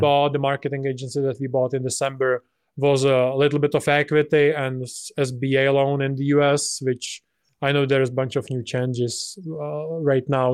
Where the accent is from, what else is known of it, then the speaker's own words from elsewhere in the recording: Czechia; to my home country